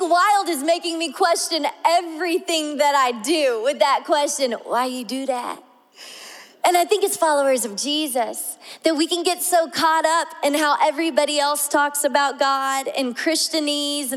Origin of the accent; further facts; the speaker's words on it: the South, United States; I'm from the South